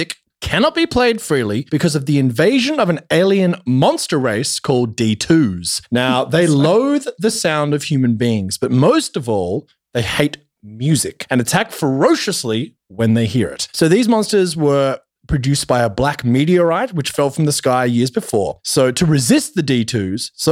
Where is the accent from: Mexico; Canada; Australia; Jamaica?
Australia; I'm Australian